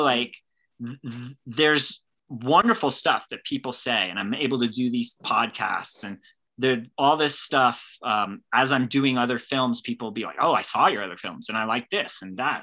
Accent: California, United States; I started out growing up in California, but my dad is from Scotland

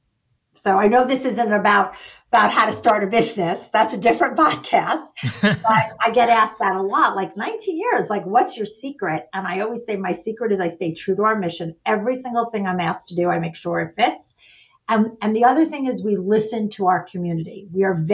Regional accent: New York, United States; I'm a New Yorker and we tend to talk fast

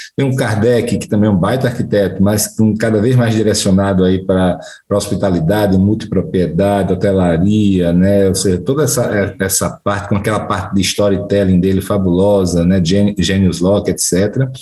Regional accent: Maceió, Alagoas, Brazil; moved away; also born or lived in Recife; eu saí de Maceió para Recife

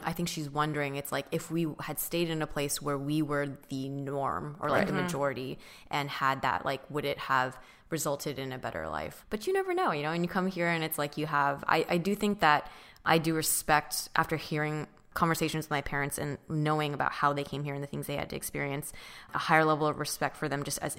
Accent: Orange County, California, United States; And we grew up in, or I grew up in Orange County

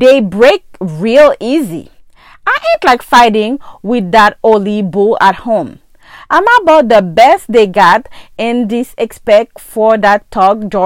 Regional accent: Haiti; English is a second language; moved away; most of my friends got an accent just like me. We're from Haiti.

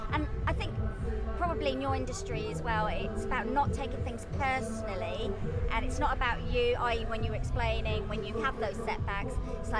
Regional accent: Bromley, London, United Kingdom; Bromley, my hometown.

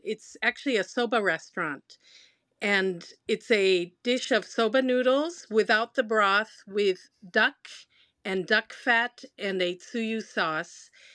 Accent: Minnesota, United States; also born or lived in Tachikawa, Japan; now in Japan; So born in Japan, but raised in Minnesota

